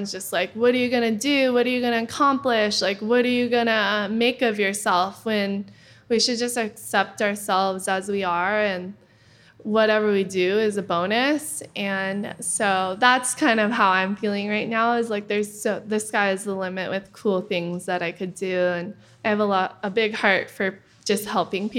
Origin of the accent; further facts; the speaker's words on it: Kauai, Hawaii, United States; I grew up with her on Kauai